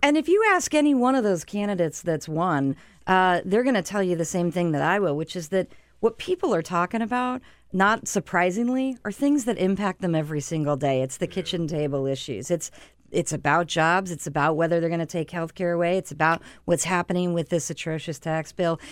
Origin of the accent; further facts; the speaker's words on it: Arizona, United States; My home state of Arizona